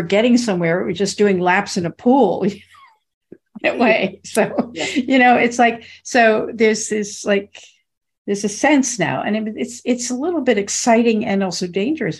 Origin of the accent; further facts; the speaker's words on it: United States; in the United States, for better or worse, I'm formed in this mentality of being an American.